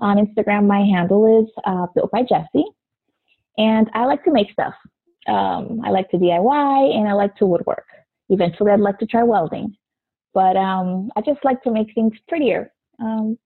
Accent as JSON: {"language": "English", "region": "South Florida", "country": "United States", "tie": "born or raised there", "said": "I grew up in South Florida, which is still where I live"}